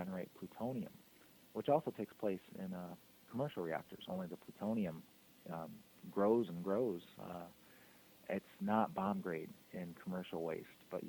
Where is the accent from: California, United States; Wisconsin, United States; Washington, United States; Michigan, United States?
Michigan, United States; Kalamazoo; I'm from Kalamazoo, Michigan originally. That's where I'm speaking to you from right now. Some of my first memories when I was probably 3 or 4 years old was climbing Warren Dunes